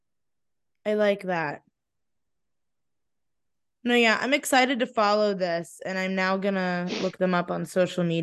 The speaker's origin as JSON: {"language": "English", "town": "Stow", "region": "Ohio", "country": "United States", "tie": "born or raised there", "moved": "as an adult", "lives_now": "Morgantown, United States", "said": "I grew up in Stowe"}